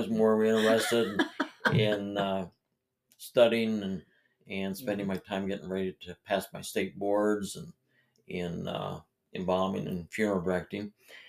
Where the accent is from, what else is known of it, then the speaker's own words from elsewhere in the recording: East Palestine, Ohio, United States; I'm originally from East Palestine, grew up here, went to school here, graduated from high school here